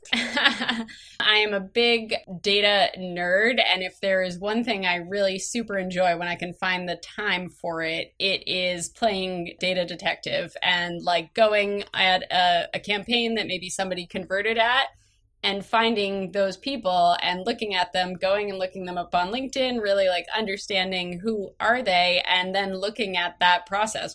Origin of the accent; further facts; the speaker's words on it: Massachusetts, United States; I grew up in Massachusetts, tiny little rural town, about two hours outside of Boston